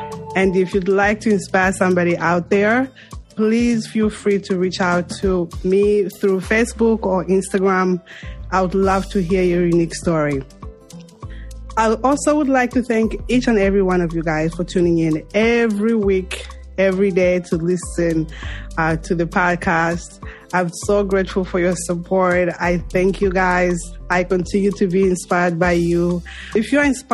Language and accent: English; Mongu, Western Province, Zambia; moved away; I'm from Mongo